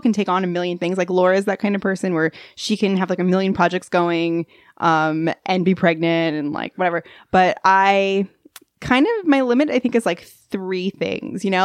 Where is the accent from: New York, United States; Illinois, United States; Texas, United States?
New York, United States; Long Island; I'm from Long Island